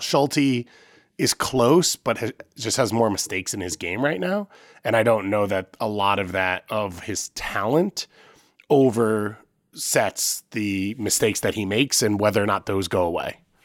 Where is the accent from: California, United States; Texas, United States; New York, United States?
New York, United States; I'm from New York